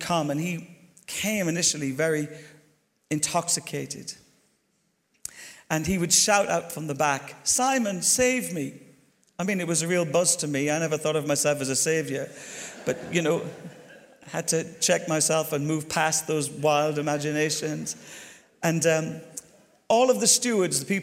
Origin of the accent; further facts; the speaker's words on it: Ireland; moved away; also born or lived in Glasgow / Bristol; I'm Irish